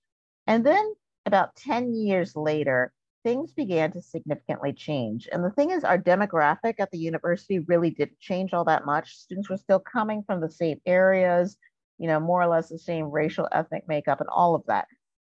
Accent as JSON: {"language": "English", "region": "Virginia", "country": "United States", "tie": "born there", "lives_now": "Minnesota, United States", "said": "But I'm actually a child of the South. I was born in Virginia, and we moved around an awful lot when I was growing up."}